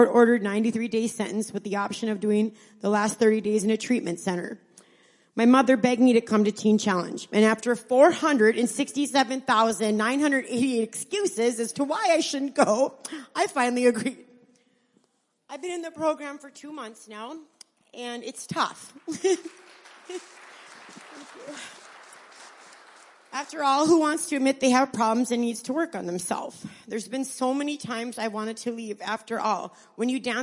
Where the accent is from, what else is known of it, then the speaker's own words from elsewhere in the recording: Niagara, Wisconsin, United States; also born or lived in Iron Mountain, Michigan; I'm from Iron Mountain, Michigan. I grew up in Niagara, Wisconsin